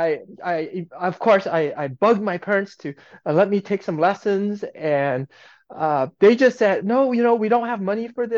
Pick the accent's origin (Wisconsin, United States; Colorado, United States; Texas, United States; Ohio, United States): Colorado, United States; Aurora; moved away as an adult; also born or lived in California; I was a kid, an Asian kid growing up in the Midwest, right in Aurora, Colorado